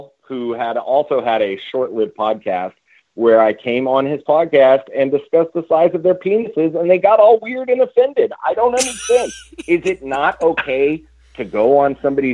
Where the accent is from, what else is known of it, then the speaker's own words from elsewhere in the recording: Bay Area, California, United States; I'm from the Bay Area